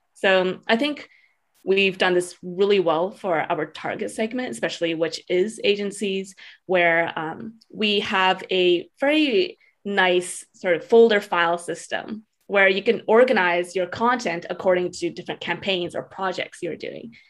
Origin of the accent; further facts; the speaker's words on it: Edmonton, Alberta, Canada; I grew up in Edmonton, Alberta, Canada, which is a really small city, very, very residential.